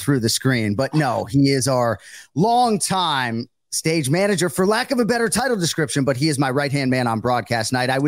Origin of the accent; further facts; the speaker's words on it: Massachusetts, United States; moved away as an adult; also born or lived in Wellesley / Natick / Medway / Brighton; now in South Florida, United States; I lived the first 31 years of my life in Massachusetts, started in Wellesley, then Natick, but I lived in Medway, Brighton, Newton, really all over the place.